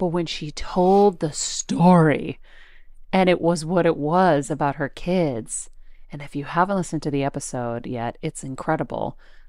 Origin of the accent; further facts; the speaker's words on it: Boston, Massachusetts, United States; I'm a Boston girl. I potty had. My accent.